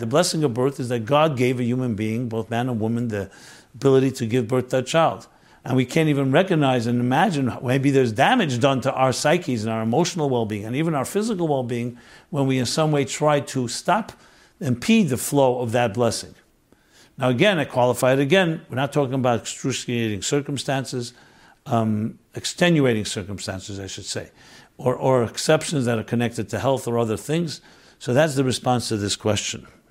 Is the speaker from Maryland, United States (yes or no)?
no; New York City, New York, United States; I grew up on St. Mark's. St. Mark Street, and then later Sullivan Place